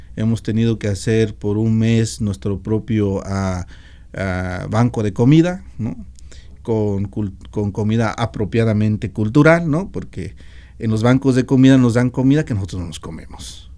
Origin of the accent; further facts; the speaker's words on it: Meseta Purépecha, Michoacán, Mexico; now in Washington, United States; Yo, por ejemplo, soy de la meseta purépecha